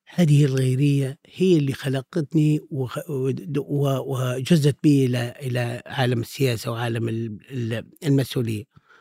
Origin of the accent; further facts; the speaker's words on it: Misrata, Misrata District, Libya; now in Tripoli, Libya; هذه مدينتي وأنا الحقيقة لم أغادرها في, في كل مراحل عمري إلا في بداية الدراسة